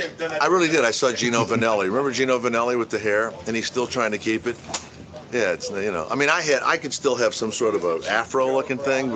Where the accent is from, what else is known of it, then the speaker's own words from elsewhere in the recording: New Orleans, Louisiana, United States; I'm from Louisiana, from New Orleans. Where we were raised.